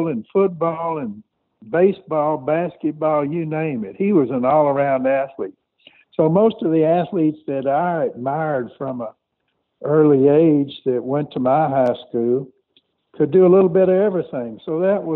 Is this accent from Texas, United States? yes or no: yes; Conroe, Texas, United States; I grew up outside of Houston, Texas, in a small town called Conroe